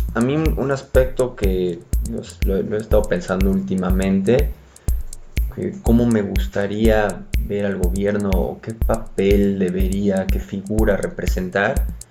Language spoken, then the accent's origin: Spanish; Mexico; somos rolleros